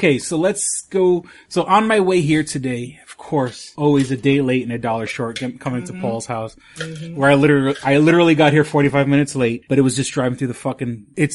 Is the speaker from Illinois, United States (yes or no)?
no; New York City, New York, United States; now in Rochester, United States; growing up in Manhattan, I know Manhattan